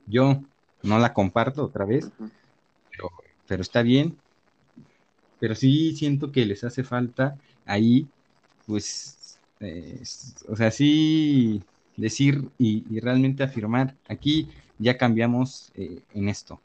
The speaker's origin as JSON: {"language": "Spanish", "country": "Mexico", "said": "como mexicanos"}